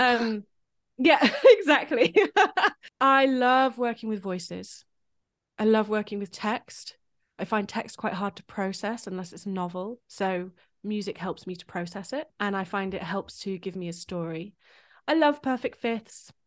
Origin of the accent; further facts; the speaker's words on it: United Kingdom; as a British composer